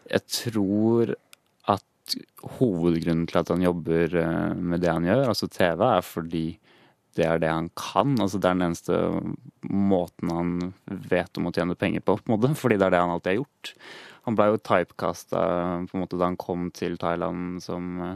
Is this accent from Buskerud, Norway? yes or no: yes; Hønefoss, Buskerud, Norway; vi er begge fra Hønefoss, og vi gikk på barneskolen sammen.